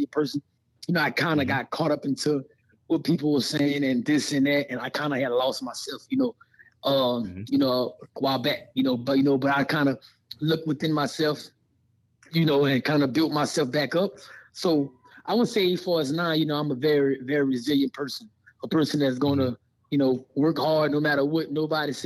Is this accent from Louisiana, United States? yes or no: yes; Louisiana, United States; moved away as an adult; now in Las Vegas, United States; I'm a South Side boy. I'm from Louisiana